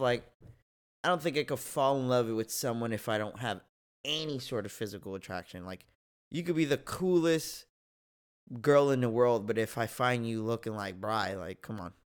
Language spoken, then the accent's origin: English; United States; I will not be condemned for being an American.